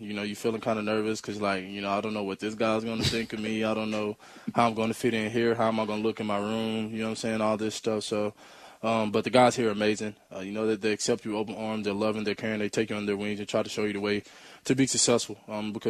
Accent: Mississippi, United States; born or raised there; moved away as an adult; now in Seattle, United States

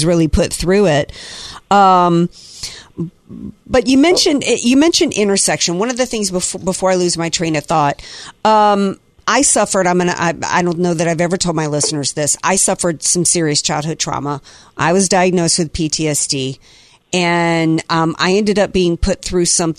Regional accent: Slidell, Louisiana, United States; I'm from Slidell

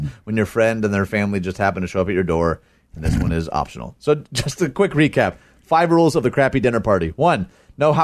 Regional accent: United States

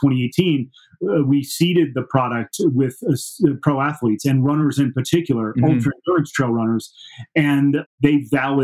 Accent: New Jersey, United States; moved away as an adult; also born or lived in New Orleans, Louisiana / Denver, Colorado; now in Steamboat Springs, United States; growing up in New Jersey

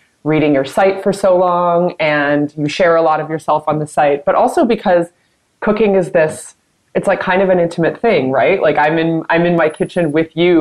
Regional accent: Midwest, United States; I'm from the Midwest

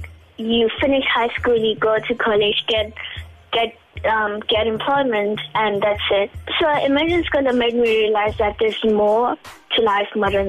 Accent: Bosfontein, Mpumalanga, South Africa; I was born and raised in Bosfontein, which is a village in Mpumalanga, South Africa

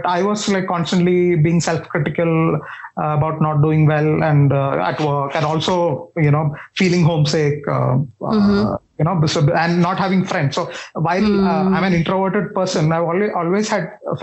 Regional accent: Thiruvananthapuram, Kerala, India; moved away as an adult; I'm from Kerala. I was born and brought up in Trivandrum.

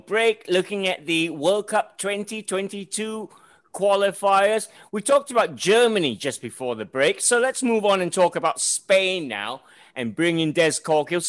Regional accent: Malaysia; I'm an outsider here. I'm Malaysian

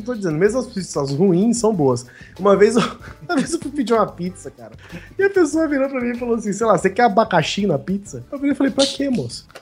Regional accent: São Paulo, Brazil; nós, né, que somos de São Paulo

